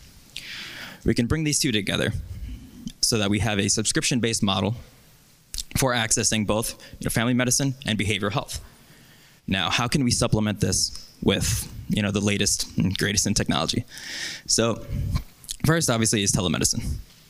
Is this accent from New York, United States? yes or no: yes; New York, United States; I'm from New York